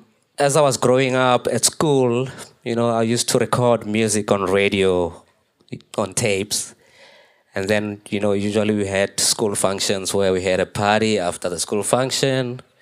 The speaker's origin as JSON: {"language": "English", "town": "Pretoria", "region": "Gauteng", "country": "South Africa", "said": "I'm a Pretoria guy. You know, I come from Pretoria."}